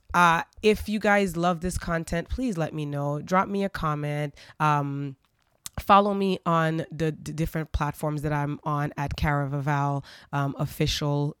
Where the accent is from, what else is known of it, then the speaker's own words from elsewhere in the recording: Port-au-Prince, Ouest, Haiti; I grew up in Haiti. Um, in Port au Prince, Haiti